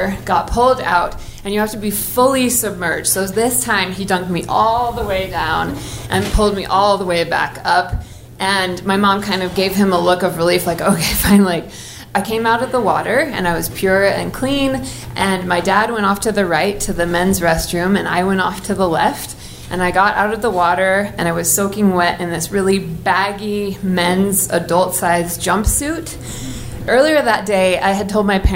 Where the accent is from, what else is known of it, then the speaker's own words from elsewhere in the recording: Oregon, United States; I grew up in Oregon, so I was one of the only Mormon kids in my school